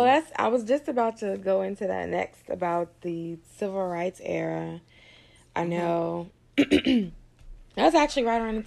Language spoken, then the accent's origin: English; Petersburg, Virginia, United States; we're from Petersburg, Virginia